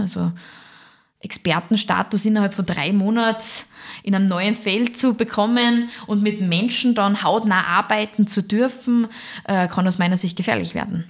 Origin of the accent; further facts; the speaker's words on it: Fieberbrunn, Tyrol, Austria; moved away as an adult; now in Salzburg, Austria; aufgewachsen bin ich in Tirol, in der Nähe von Kitzbühel in Fieberbrunn.